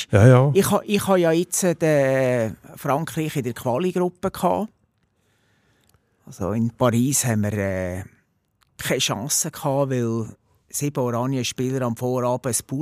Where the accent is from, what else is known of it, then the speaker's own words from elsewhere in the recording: Netherlands; Wobei, jetzt, wo ich, also als, als, Holländer habe ich ja Belgien nicht gern.